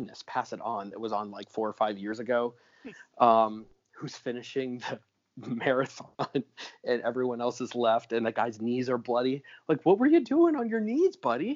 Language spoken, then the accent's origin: English; Bradenton, Florida, United States; moved away as an adult; I did my high school years in Bradenton